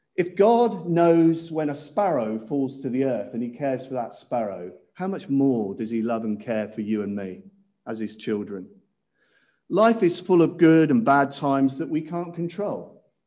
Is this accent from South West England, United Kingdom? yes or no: yes; Cirencester, South West England, United Kingdom; when I was growing up in Cirencester Baptist Church